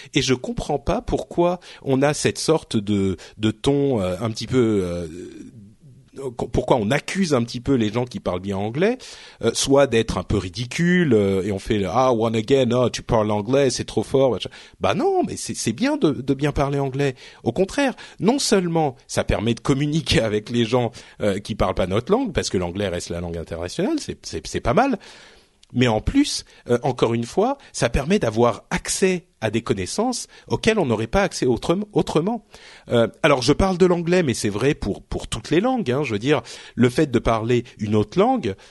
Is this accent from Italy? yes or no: no; France; je parle français hein, je suis français je viens d'ici